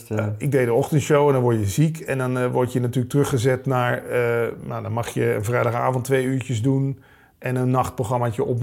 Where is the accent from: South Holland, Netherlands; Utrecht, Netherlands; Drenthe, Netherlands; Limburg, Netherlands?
Limburg, Netherlands; Kom, hè, we komen allebei uit Limburg.